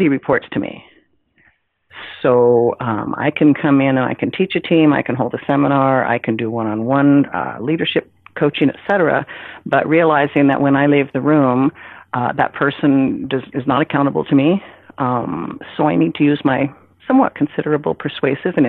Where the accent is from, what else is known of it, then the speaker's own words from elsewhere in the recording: Hawaii, United States; I was raised in Hawaii